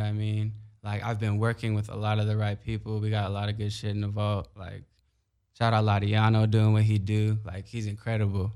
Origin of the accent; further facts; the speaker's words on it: Carson, California, United States; also born or lived in Long Beach, United States; growing up in Carson